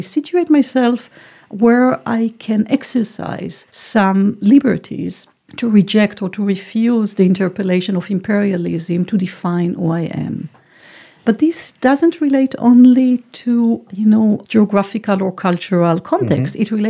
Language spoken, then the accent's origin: English; Palestine; born there; And what does it mean that I was born in Palestine and interpolated to forget all these components of my identity?